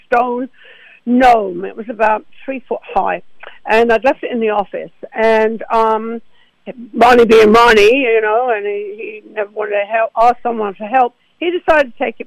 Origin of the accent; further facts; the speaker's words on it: Essex, East of England, United Kingdom; moved away as an adult; now in United States; I'm from Essex in England